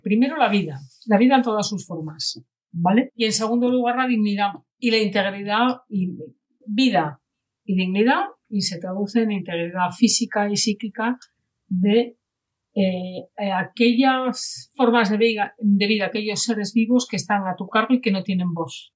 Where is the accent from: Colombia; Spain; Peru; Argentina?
Spain; Asturias; now in Catalonia, Spain; yo vivo en Cataluña hace la tira de años. Soy asturiana y soy del norte